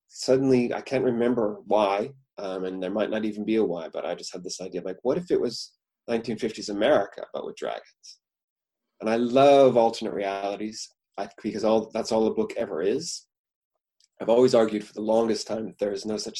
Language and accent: English; Puyallup, Washington, United States; I come from a small town outside of Tacoma, Washington, called Puyallup